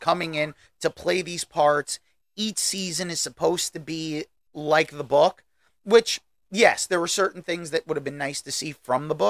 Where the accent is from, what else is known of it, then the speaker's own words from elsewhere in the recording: United States; as an American, I mean, let's face it, you and I grew up as teenagers in the 90s